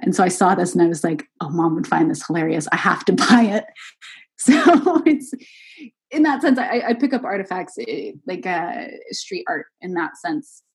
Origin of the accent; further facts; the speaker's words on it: Redwood City, California, United States; moved away as an adult; also born or lived in Waco, Texas / Rome, Italy / Scotland; now in Brussels, Belgium; I'm actually originally from this town called Redwood City, which is uh, probably about 20 minutes outside of San Francisco in California